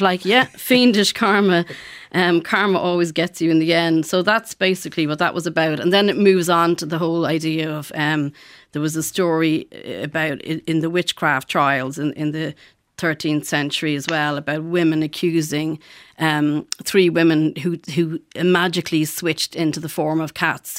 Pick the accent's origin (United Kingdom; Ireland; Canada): Ireland; Ballymun, Leinster; growing up in Ballymun in the 70s